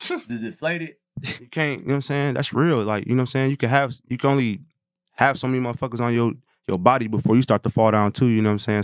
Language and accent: English; Saint Paul, Minnesota, United States; born and raised Saint Paul, Minnesota